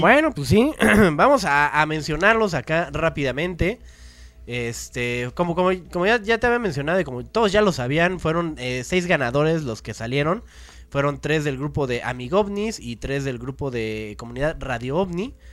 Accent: Mexico; nosotros como mexicanos

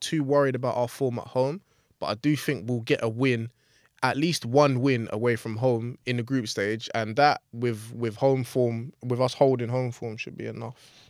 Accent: England, United Kingdom; as English fans, Arsenal fans

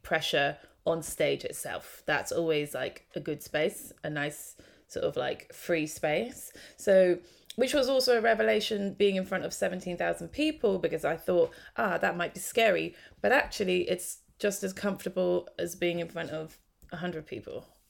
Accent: London, United Kingdom; also born or lived in Hornsey, London; I grew up actually mostly in Tottenham, but yeah, North London

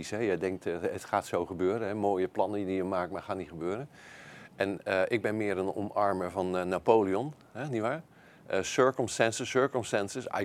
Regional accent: Netherlands; En laten we niet vergeten, wij hebben als Nederlanders hebben dit eerder gedaan.

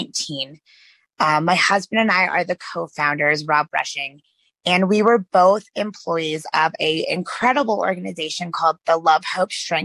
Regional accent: West Virginia, United States; moved away as an adult; I'm originally from a very small town in West Virginia

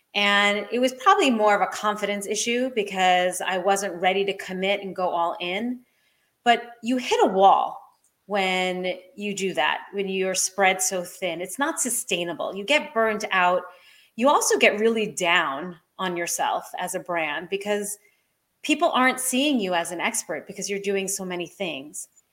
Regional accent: Maine, United States; here in my hometown of Maine

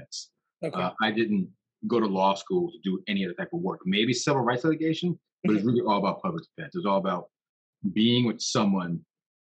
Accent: New York, United States; now in Alameda County, United States; I was born in New York, my background, Jamaica, Queens.

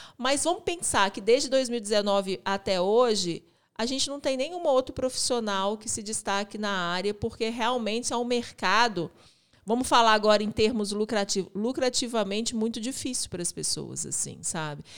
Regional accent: Belo Horizonte, Minas Gerais, Brazil; a gente é daqui de Belo Horizonte

